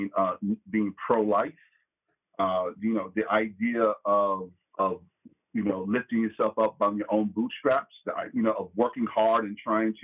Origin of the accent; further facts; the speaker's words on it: New York City, New York, United States; I'm from New York City